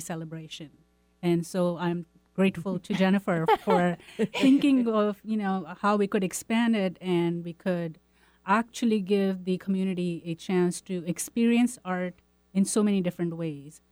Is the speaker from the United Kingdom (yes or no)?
no; India; moved away; I'm from India